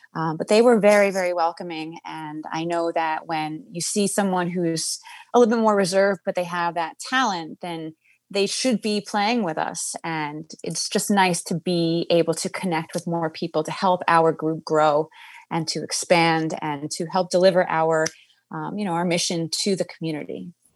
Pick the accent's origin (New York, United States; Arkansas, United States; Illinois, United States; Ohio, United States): New York, United States; New York City; also born or lived in Queens, New York; I'm born and raised in Manhattan, and uh, spent a lot of my life as well in Queens.